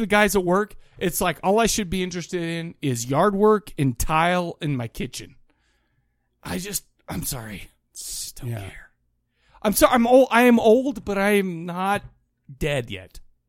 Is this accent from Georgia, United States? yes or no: no; Utah, United States; I am from Utah. That's where I'm from.